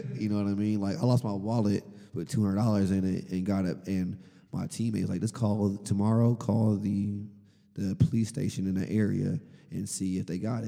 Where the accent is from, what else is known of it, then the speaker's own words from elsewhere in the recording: Champaign, Illinois, United States; also born or lived in California; even though I was born in Cali, you know, I grew up here. You know, I'm a Champaign guy.